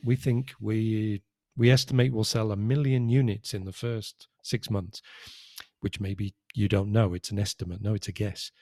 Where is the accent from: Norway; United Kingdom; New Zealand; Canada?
United Kingdom; now in Spain; as a British citizen, my passport was an E U passport.